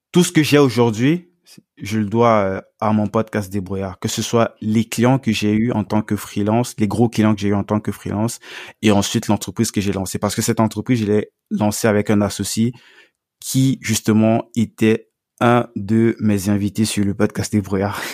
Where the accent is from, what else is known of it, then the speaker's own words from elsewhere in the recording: Cameroon; moved away; dans mon pays d'origine au Cameroun